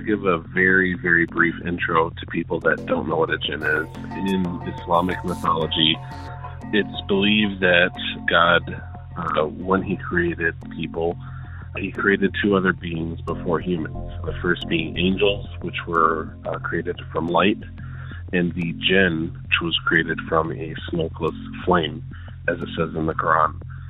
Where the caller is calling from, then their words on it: Dearborn, Michigan, United States; I'm calling from Dearborn, Michigan.